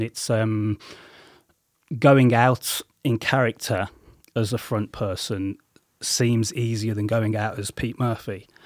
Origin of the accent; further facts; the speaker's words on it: Coventry, West Midlands, United Kingdom; also born or lived in Solihull; I grew up in Coventry